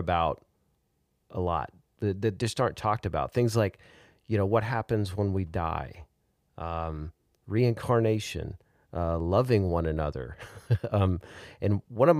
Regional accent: Austin, Texas, United States; Right here in my hometown

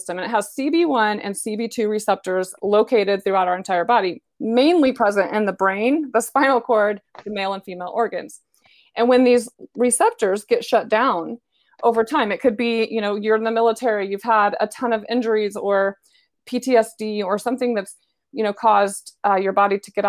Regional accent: Decatur, Illinois, United States; moved away as an adult; now in Dallas, United States; I'm actually from Decatur, Illinois

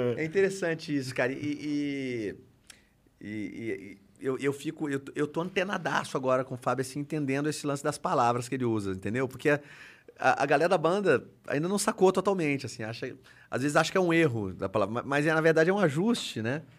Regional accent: Brazil; foi a primeira vez que eu saí do Brasil, né? E ninguém da minha família havia saído do Brasil

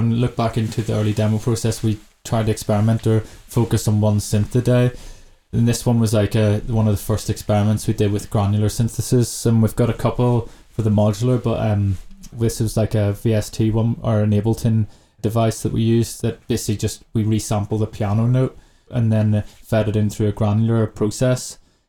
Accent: China; And for me, growing up in China, I was like, what? Someone's playing for 8 hours?

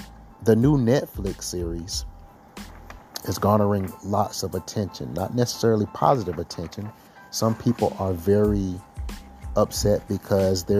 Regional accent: Florence, South Carolina, United States; I'm actually from Florence, South Carolina

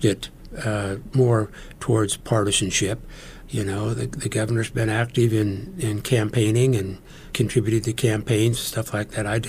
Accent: McCook, Nebraska, United States; my hometown of McCook

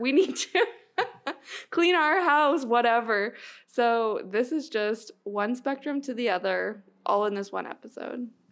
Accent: Canada; as a Canadian

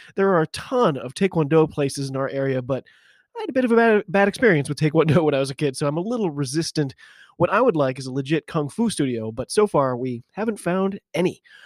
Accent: United States; I'm an American rugby fan

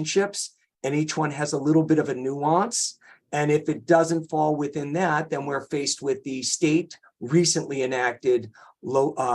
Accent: Cleveland, Ohio, United States; moved away as an adult; also born or lived in Michigan / Berkeley, California; now in San Francisco, United States; I grew up in Cleveland, Ohio

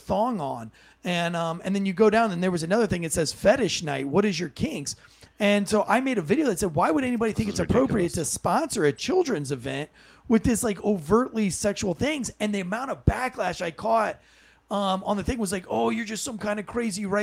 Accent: Raleigh, North Carolina, United States; my hometown of Raleigh, North Carolina

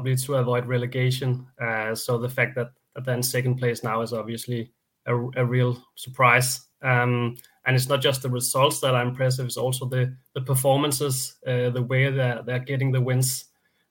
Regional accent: Denmark; Very close to the border, of course, with me growing up in Denmark

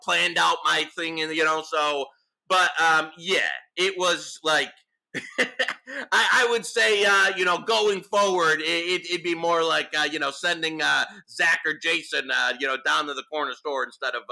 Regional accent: Detroit, Michigan, United States; I'm from Detroit

